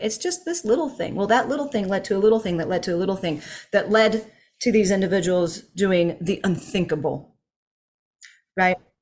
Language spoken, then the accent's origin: English; United States; as an American